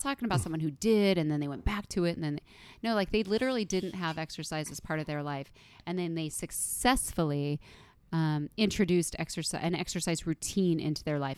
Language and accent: English; United States; I was born in the United States of America